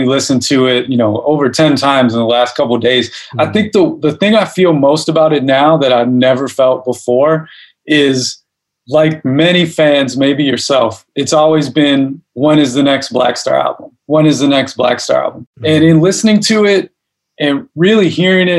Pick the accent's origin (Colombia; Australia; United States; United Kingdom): United States; Chicago, Illinois; The part of Chicago I'm from is called Hyde Park, which is on the south side